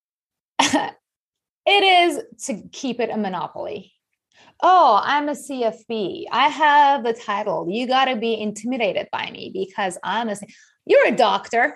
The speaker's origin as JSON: {"language": "English", "country": "Iran", "tie": "born or raised there", "also_born_or_lived": "Japan / New York", "moved": "as an adult", "said": "I grew up in Iran"}